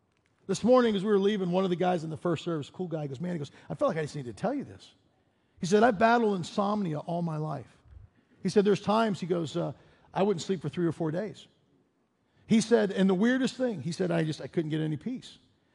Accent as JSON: {"language": "English", "town": "Chicago", "region": "Illinois", "country": "United States", "lives_now": "Denver, United States", "said": "I remember we moved to Denver and we came from Chicago. In our community in Chicago, all of the school stuff was paid for. We get to Denver, and they hand me this list."}